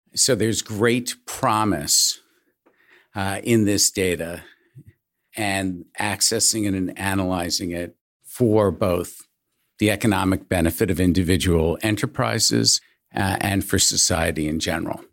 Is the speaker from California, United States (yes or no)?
no; Syosset, New York, United States; I grew up in suburban New York in a town called Syosset